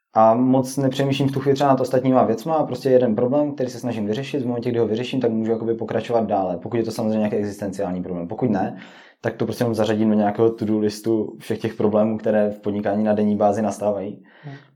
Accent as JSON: {"language": "Czech", "town": "Oldřichovice", "region": "Moravian-Silesian Region", "country": "Czechia", "said": "jsem z Oldřichovic"}